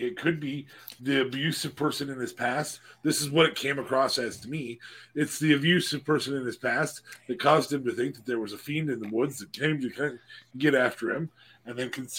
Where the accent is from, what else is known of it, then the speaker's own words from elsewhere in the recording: San Diego, California, United States; I'm from San Diego. Booyaka. San Diego, California.